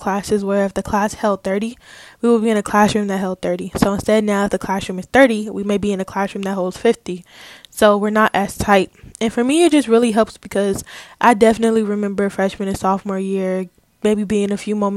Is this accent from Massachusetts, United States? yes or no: no; California, United States; moved away as an adult; also born or lived in Atlanta, Georgia; I go to school in Atlanta and I'm from California